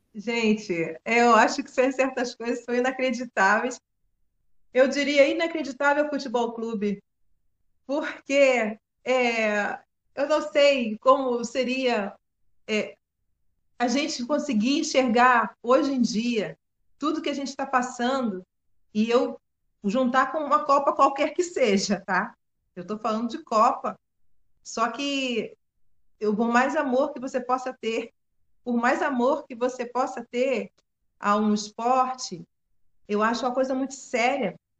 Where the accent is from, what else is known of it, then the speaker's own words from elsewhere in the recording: Maricá, Rio de Janeiro, Brazil; Minha terra